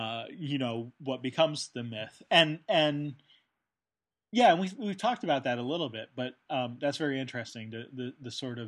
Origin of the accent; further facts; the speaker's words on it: United Kingdom; yes, I'm British, so I, you know, never said anything about it